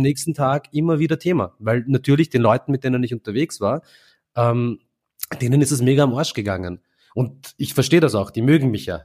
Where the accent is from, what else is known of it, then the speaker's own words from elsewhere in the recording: Vienna, Austria; Indien und Simmering oder Delhi und Simmering